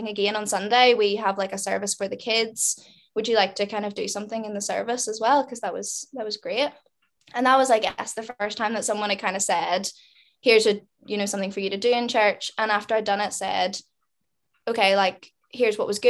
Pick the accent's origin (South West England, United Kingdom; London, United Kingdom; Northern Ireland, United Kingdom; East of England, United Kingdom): Northern Ireland, United Kingdom; Lurgan; we grew up in Lurgan